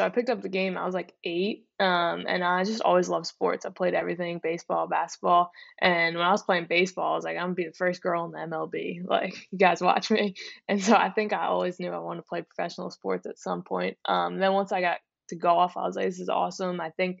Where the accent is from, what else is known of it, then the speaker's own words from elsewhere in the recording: Pennsylvania, United States; Yeah, I grew up just outside Philadelphia, mm-hmm.